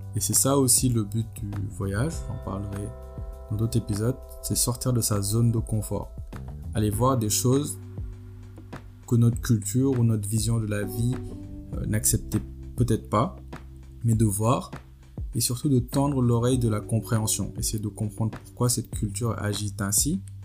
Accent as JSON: {"language": "French", "country": "Senegal", "moved": "yes", "lives_now": "France", "said": "mon pays d'origine, le Sénégal et la France où je vis"}